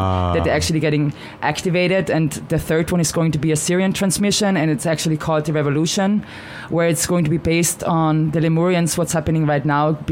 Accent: Austria; English is a second language; moved away as an adult; now in United States; I'm from Austria and English is not my first language.

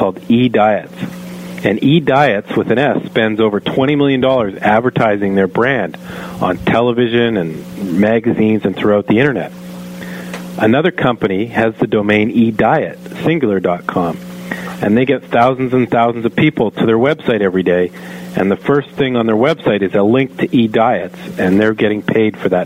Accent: Canada; I am a Canadian

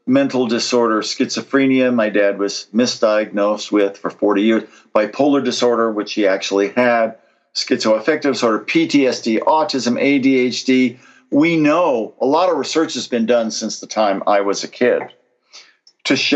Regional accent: Columbus, Ohio, United States; I grew up in Columbus a long time ago, seemingly in the most idyllic household you could imagine. Dad was a professor of philosophy at Ohio State.

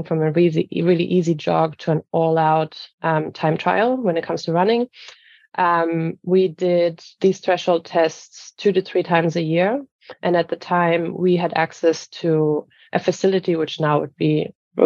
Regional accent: Bayreuth, Bavaria, Germany; moved away as an adult; also born or lived in Cologne; my hometown in Bavaria called Bayreuth

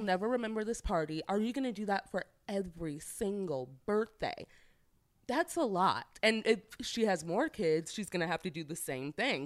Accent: St. Louis, Missouri, United States; I'm from St. Louis

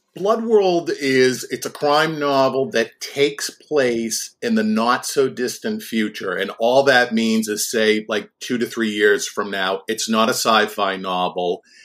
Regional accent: Boston, Massachusetts, United States; when I was a kid of about eleven or twelve, growing up in the Boston area

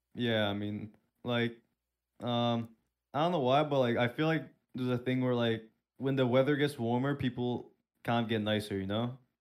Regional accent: Turkey; now in Pennsylvania, United States; I'm originally from Turkey

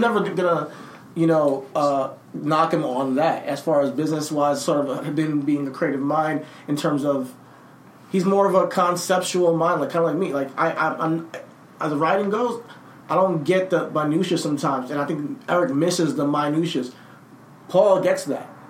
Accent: New Jersey, United States; I'm from Jersey. I was born in Jersey.

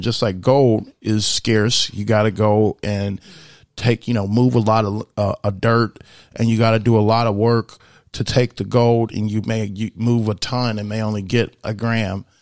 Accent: United States; I'm also very proud to be an American because I was born here and I'm an American first

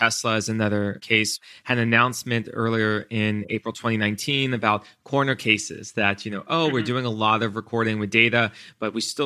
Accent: Florida, United States; I remember growing up in Florida

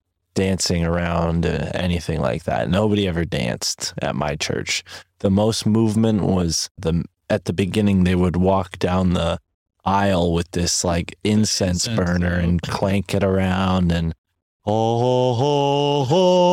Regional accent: New England, United States; I grew up in New England

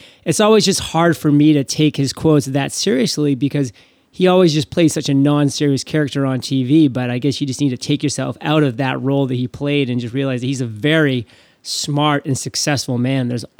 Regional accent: Maine, United States; moved away as an adult; also born or lived in Boston / New York City; Because myself, I'm originally born and raised in Maine, but after I graduated from high school, I took off for 13 years.

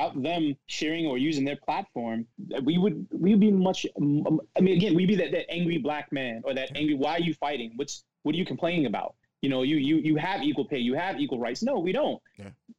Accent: Paterson, New Jersey, United States; growing up in Patterson, I remember the day one of them was dropped on this, my friend Atia was dropped off, and everybody saw her father, white father

